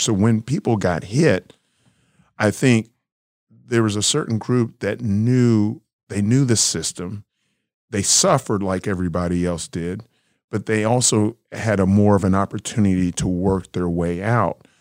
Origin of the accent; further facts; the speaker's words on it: Kansas City, Missouri, United States; I was born in Kansas City, Missouri